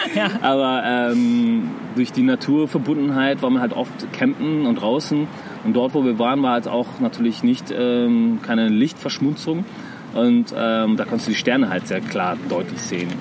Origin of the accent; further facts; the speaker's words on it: Iran; now in Germany; ich komme ja aus dem Iran und im Iran bei uns